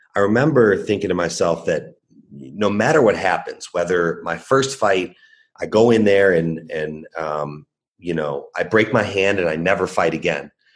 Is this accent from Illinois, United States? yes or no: yes; Chicago, Illinois, United States; I was born and raised in Chicago